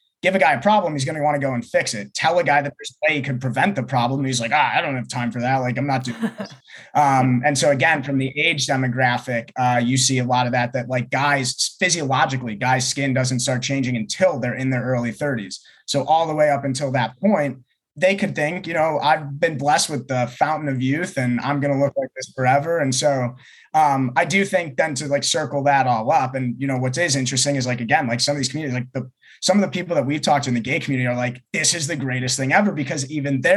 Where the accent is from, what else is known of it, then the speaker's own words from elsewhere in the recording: Ohio, United States; now in Los Angeles, United States; I grew up in Ohio.